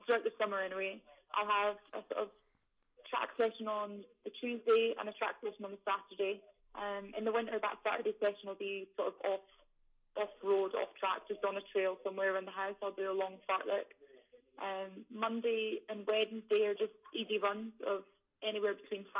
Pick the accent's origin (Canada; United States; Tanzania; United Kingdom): United Kingdom; Scotland; we're all Scottish, we're from the same place